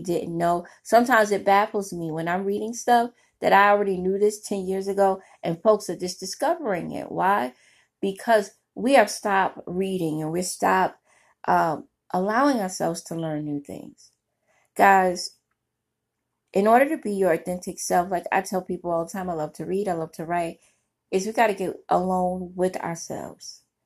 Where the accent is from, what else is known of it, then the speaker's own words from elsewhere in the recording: New York City, New York, United States; I grew up in Brooklyn, New York